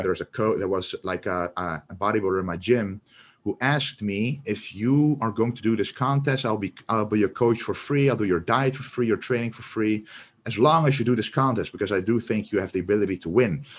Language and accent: English; Netherlands; we're both from the Netherlands